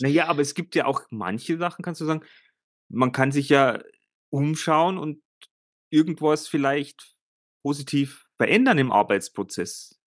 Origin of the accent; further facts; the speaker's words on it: Germany; bei uns in Deutschland